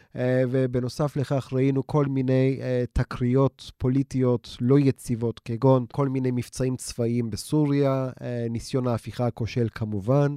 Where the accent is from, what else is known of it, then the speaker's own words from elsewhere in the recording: Istanbul, Turkey; moved away; החברים שאני איתם גדלתי באיסטנבול